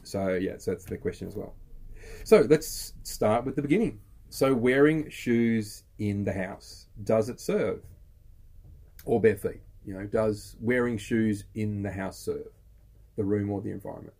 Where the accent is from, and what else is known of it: Australia